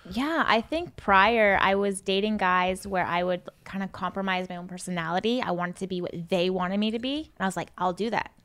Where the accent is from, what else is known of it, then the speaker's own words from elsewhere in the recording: Seattle, Washington, United States; I'm from Seattle